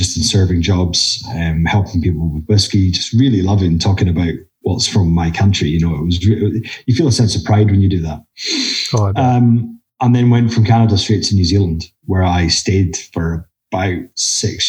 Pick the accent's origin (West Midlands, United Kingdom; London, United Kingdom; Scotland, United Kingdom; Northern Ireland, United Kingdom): Scotland, United Kingdom; the Highlands, just outside Inverness; also born or lived in Australia / Nairn; I'm from the Highlands, so I'm from a place just outside Inverness. And I now live in a town just outside of Inverness called Nairn.